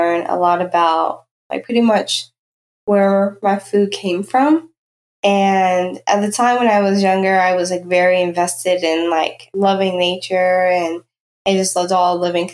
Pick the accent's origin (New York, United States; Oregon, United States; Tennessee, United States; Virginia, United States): Virginia, United States; Danville; I grew up in rural southwestern Virginia. I grew up in Danville, Virginia